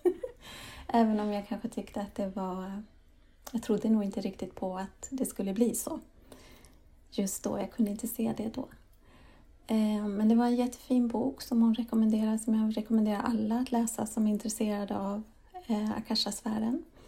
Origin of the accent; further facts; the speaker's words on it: Sweden; also born or lived in Spain / England / Denmark / Lund, Sweden; jag föddes i Sverige